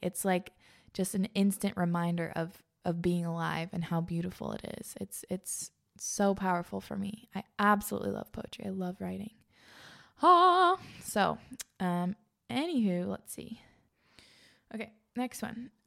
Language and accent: English; East Coast, United States; also born or lived in Pacific Northwest; now in Iowa, United States; I grew up on the East Coast.